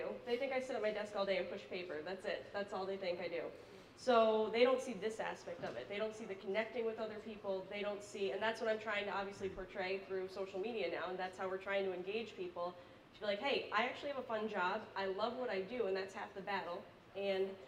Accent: Scranton, Pennsylvania, United States; I'm from Scranton, Pennsylvania.

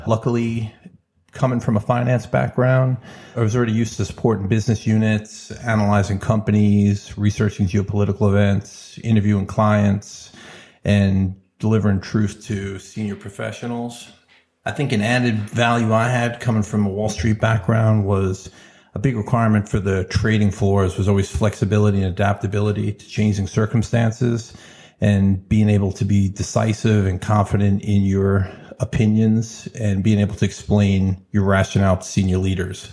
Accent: New York, United States; growing up in New York, being experienced in different cultures

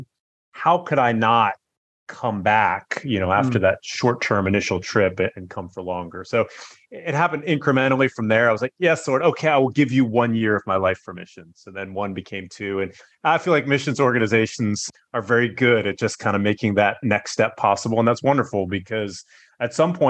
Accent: Northern Virginia, United States; moved away as an adult; also born or lived in China; now in Singapore; I grew up in Virginia

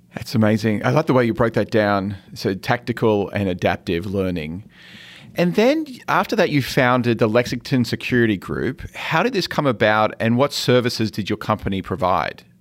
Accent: Australia; moved away; coming from Australia, where essentially you're a massive island

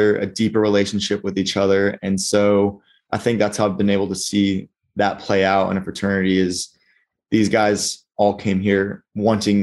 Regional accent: Argyle, Texas, United States; moved away as an adult; also born or lived in Arkansas; I am from Argyle, Texas.

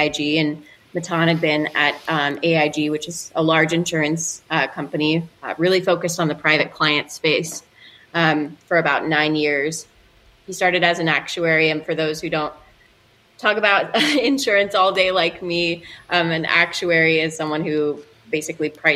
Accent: Louisville, Kentucky, United States; I grew up in Louisville

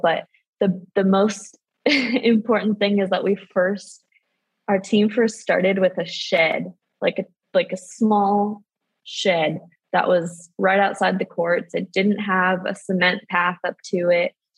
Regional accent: San Diego, California, United States; I'm from San Diego, so I participated in um, what was at the time JAWS Sports Camp

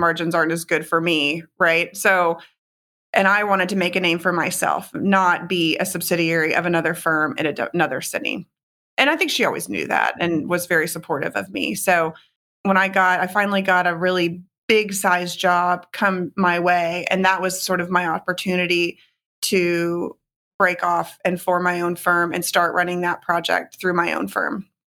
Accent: Houston, Texas, United States; moved away as an adult; also born or lived in New York / Connecticut; moved back to my hometown of Houston in twenty twelve

